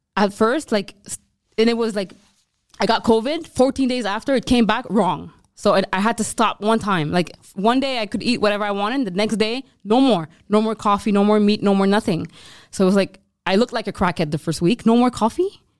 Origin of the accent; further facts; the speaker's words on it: Montreal, Quebec, Canada; we're Canadian